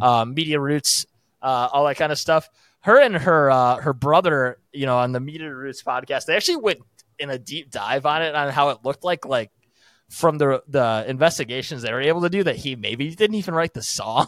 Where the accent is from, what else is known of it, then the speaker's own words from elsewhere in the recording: United States; as an American